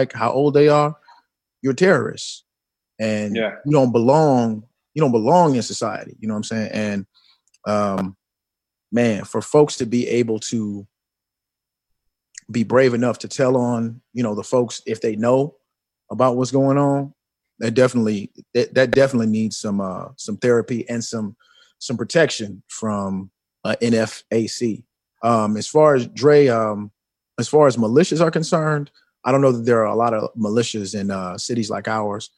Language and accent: English; Chicago, Illinois, United States; I'm from Chicago